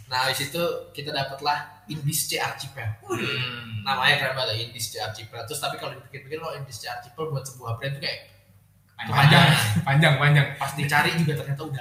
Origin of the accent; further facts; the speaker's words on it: Java, Indonesia; also born or lived in East Nusa Tenggara; gue orang NTT yang gedenya di Pulau Jawa